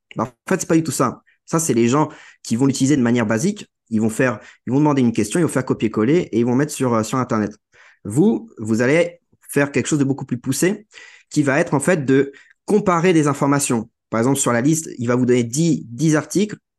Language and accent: French; Guingamp, Brittany, France; je viens de, de la Bretagne, d'un petit village euh, de 7500 habitants qui s'appelle Guingamp